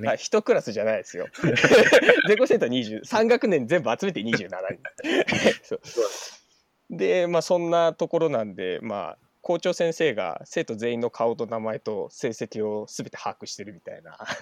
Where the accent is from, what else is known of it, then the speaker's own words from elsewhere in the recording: Oshima, Tokyo, Japan; now in Tokyo, Japan; 東京、東京都民なんですけど、えっと、出身が伊豆大島っていうところ出身です。